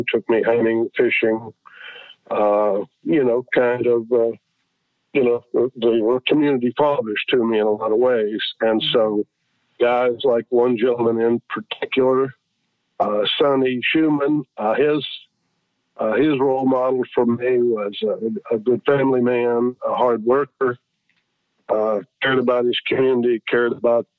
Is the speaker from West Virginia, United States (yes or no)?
yes; Ravencliff, West Virginia, United States; also born or lived in Glen Rogers, West Virginia; I grew up on the edge of a coal mining town called Glen Rogers, West Virginia, and I grew up in Ravencliff, West Virginia